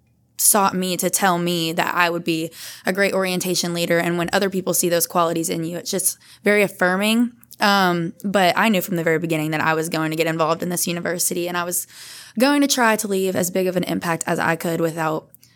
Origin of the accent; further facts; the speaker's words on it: Bossier City, Louisiana, United States; I'm from Bossier, so only about an hour away.